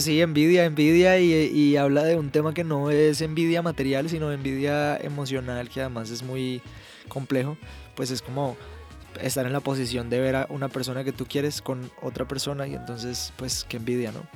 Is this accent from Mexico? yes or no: no; Colombia; yo soy colombiano